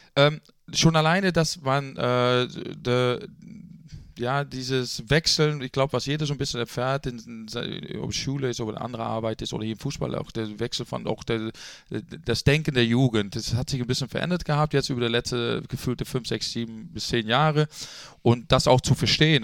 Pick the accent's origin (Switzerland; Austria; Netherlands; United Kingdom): Netherlands; also born or lived in Bremen, Germany; now in Germany; gebürtiger Holländer